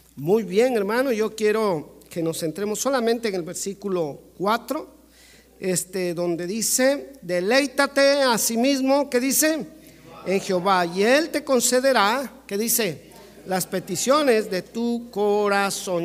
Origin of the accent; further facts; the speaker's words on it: Mexico; Como mexicano